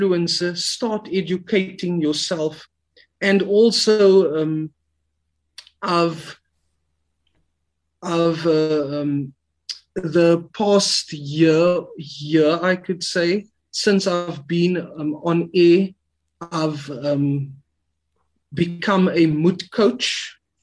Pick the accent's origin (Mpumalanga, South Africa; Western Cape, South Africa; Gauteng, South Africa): Western Cape, South Africa; Cape Town; I was born and raised in the Cape Flats